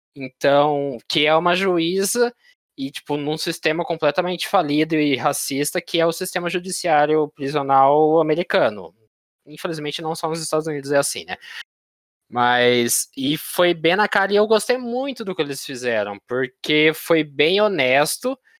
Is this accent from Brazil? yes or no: yes; Brazil; a gente, como os brasileiros